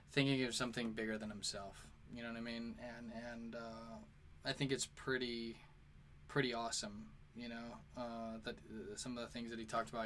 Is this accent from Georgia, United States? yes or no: no; St. Louis, Missouri, United States; now in New York, United States; I'm from St. Louis and I live in New York